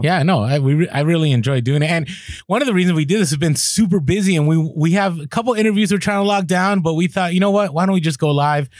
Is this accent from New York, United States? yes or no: no; Bay Area, California, United States; I grew up in the Bay Area.